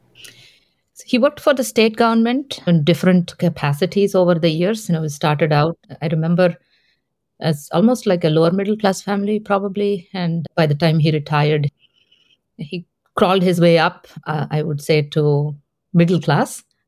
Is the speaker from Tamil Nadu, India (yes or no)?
no; Hyderabad, Telangana, India; first language Telugu; English is a second language; moved away; I was born in South India, in the city of Hyderabad